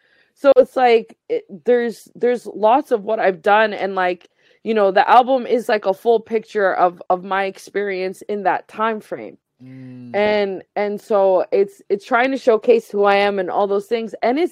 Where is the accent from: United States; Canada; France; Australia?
Canada; the Maritimes; I'm a displaced Afghan person. I was born and raised here in Mi'kma'ki, but like, this is not where I'm from.